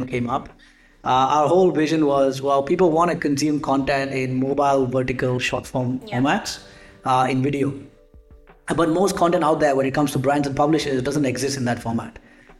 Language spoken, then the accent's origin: English; Singapore; moved away as an adult; also born or lived in United Kingdom; I grew up in Singapore and then went to the UK for about 10 years